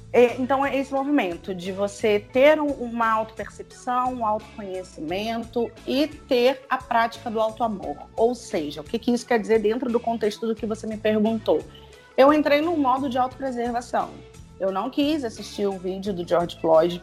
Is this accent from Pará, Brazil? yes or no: no; Rio de Janeiro, Brazil; aqui onde eu moro mais ainda, né? sou carioca